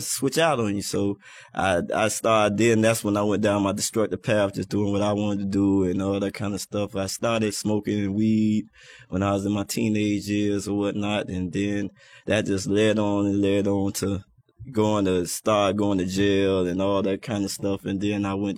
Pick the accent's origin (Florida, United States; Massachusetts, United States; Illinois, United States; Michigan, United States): Florida, United States; Miami; I was born in Miami, Florida. I'm a native